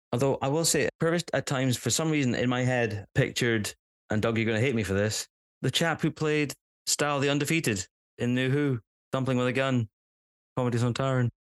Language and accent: English; Scotland, United Kingdom; As a Scot, as a Scot